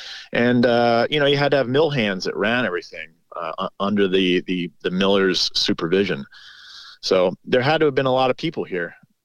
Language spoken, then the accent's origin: English; Huntingdon Valley, Pennsylvania, United States; moved away as an adult; also born or lived in Whidbey Island, Washington; now in Stoddartsville, United States; I grew up in Huntington Valley, which is just outside of Philadelphia. But like I said, my father grew up here, so we would come up for, you know, a couple weeks in the summer and spend it with my grandparents